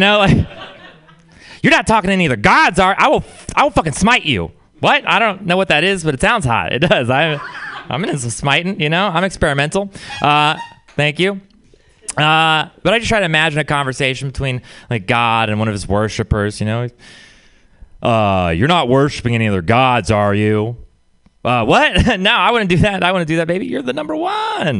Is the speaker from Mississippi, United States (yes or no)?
no; Texas, United States; Being from Texas, it's really it's a religious place. I had a weird upbringing